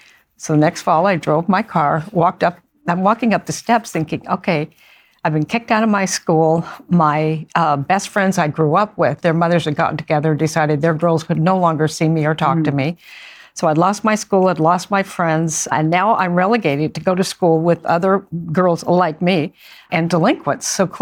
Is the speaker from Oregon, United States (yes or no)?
yes; Beaverton, Oregon, United States; I grew up outside Portland, Oregon, in a suburban area called Beaverton, Oregon.